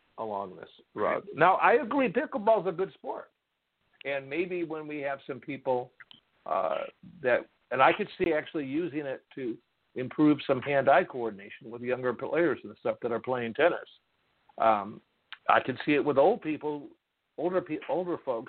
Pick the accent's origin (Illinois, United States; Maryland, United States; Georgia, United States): Illinois, United States; Chicago; moved away; I'm originally from Chicago